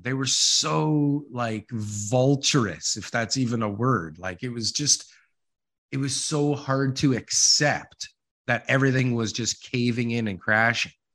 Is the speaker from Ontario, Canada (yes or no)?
yes; Ontario, Canada; I'm from Ontario